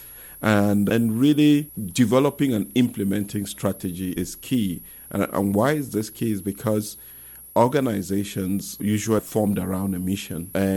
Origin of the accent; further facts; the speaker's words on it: Cameroon; moved away as an adult; now in St. Louis, United States; I'm originally from Cameroon, and I moved here in 2002